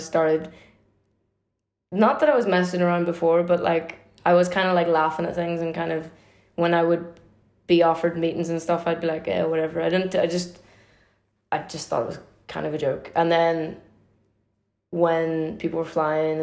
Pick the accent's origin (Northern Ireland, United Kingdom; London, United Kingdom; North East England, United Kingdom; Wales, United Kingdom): Northern Ireland, United Kingdom; Derry; where I grew up in Derry